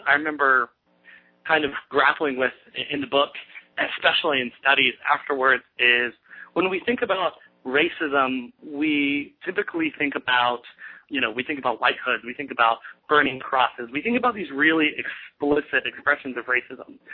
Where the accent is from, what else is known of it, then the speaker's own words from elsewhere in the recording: Aiken, South Carolina, United States; I grew up in Aiken, South Carolina, which has a population of about 30,000 people.